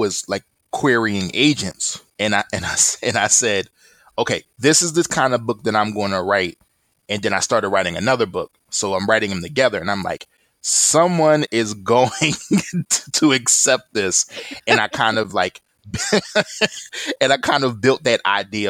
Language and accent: English; Philadelphia, Pennsylvania, United States; I'm from Philadelphia, proud to be from there.